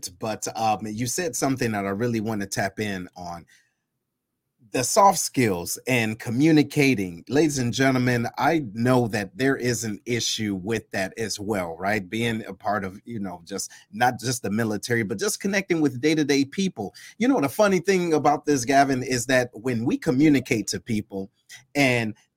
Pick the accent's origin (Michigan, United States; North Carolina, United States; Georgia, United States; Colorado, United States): Michigan, United States; Detroit; moved away as an adult; I'm originally from Detroit.